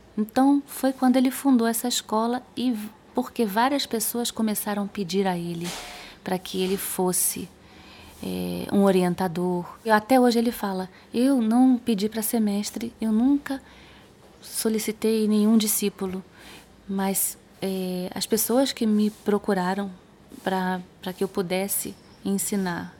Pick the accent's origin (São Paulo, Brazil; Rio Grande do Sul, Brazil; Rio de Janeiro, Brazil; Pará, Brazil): Rio de Janeiro, Brazil; moved away as an adult; also born or lived in Spain; now in Belo Horizonte, Brazil; Eu sou carioca